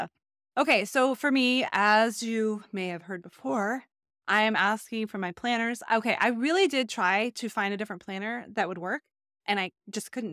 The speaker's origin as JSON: {"language": "English", "region": "Texas", "country": "United States", "tie": "born or raised there", "said": "I grew up in Texas"}